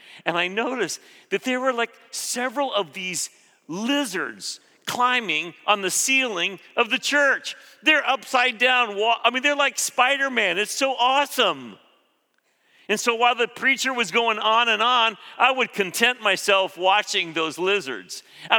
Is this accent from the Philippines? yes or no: yes; Philippines; I grew up in the Philippines. When I was 6 years old, we moved to that tropical place, hot, humid